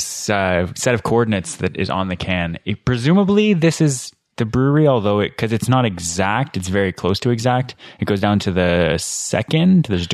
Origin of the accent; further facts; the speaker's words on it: Alberta, Canada; now in Ottawa, Canada; I'm from Alberta